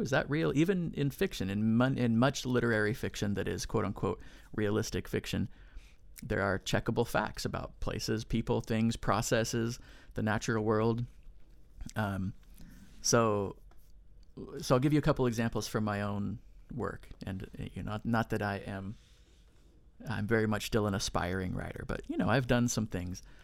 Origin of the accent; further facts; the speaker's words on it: near Sutter's Fort, California, United States; I grew up in California near Sutter's Fort